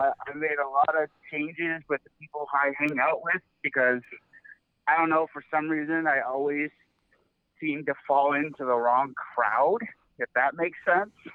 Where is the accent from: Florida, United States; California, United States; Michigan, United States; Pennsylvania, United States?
California, United States; also born or lived in Northwest Iowa; now in Iowa, United States; I grew up in California